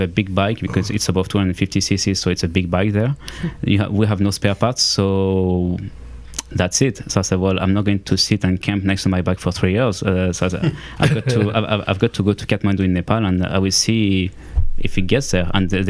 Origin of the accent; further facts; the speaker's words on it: Auvergne-Rhône-Alpes, France; also born or lived in Lyon; From the French Alps.